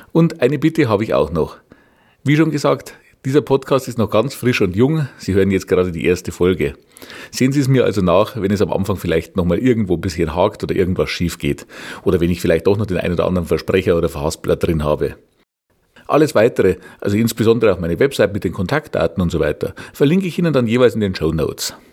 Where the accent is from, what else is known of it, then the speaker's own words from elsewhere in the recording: Regensburg, Bavaria, Germany; ich komme aus Regensburg. Wie man wahrscheinlich unschwer erkennen kann, liegt meine Heimatstadt im schönen Bayern.